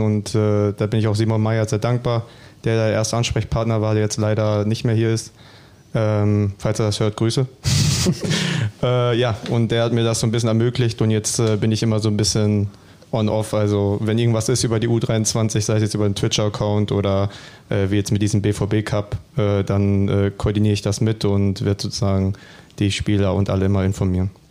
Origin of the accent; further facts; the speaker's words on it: Bielefeld, North Rhine-Westphalia, Germany; für mich als Bielefelder, auch als eigener Junge in der Heimat